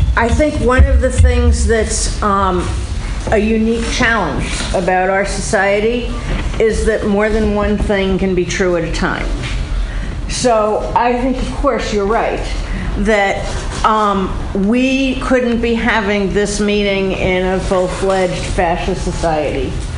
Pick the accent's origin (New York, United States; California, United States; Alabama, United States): New York, United States; when I was a kid, I grew up in New York in a Jewish family